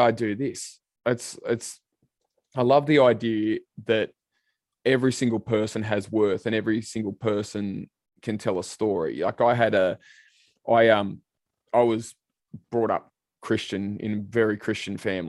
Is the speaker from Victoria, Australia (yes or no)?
no; Sydney, New South Wales, Australia; I grew up in Western Sydney myself, out in Liverpool